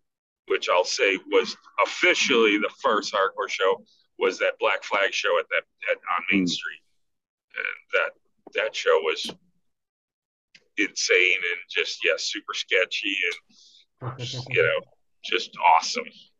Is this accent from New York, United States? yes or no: yes; Buffalo, New York, United States; I grew up on the West Side and I was all over Elmwood